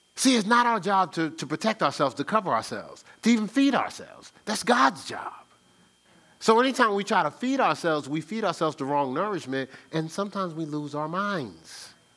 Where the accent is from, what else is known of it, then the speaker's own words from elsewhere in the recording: Newark, New Jersey, United States; I grew up in Newark, New Jersey